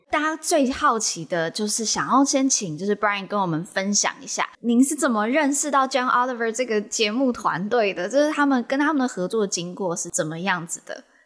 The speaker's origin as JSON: {"language": "Chinese", "country": "Taiwan", "said": "不然你觉得我们台湾人要怎么去面对这个事情？"}